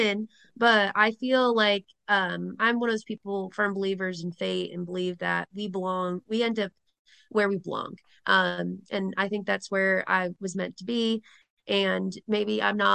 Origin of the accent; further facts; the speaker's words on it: Rhode Island, United States; accent: Rhode Island; they don't feel like I have the Rhode Island accent at all here.